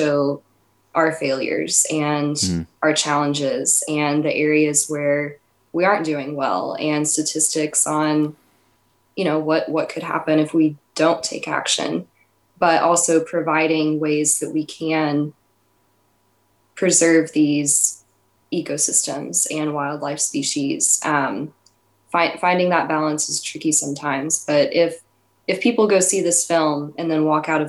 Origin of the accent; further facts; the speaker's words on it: East Texas, United States; I grew up in East Texas